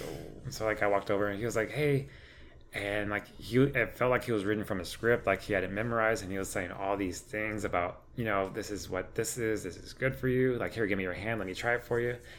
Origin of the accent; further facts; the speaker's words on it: Crandall, Texas, United States; I grew up in Crandall all my life. I went to Crandall schools since pre K all the way through graduation.